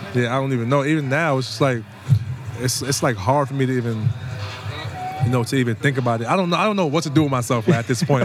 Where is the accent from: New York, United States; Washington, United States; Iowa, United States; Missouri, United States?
New York, United States; New York City; I'm from here. I'm from the Bronx.